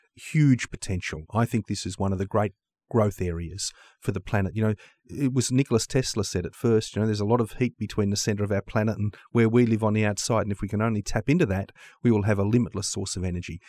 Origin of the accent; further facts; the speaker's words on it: Australia; Australia is my home country